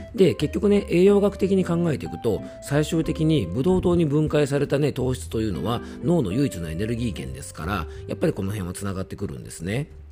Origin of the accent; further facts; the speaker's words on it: Koshu dialect home area, Yamanashi, Japan; accent: Koshu dialect; 地元の方言ですね、公衆弁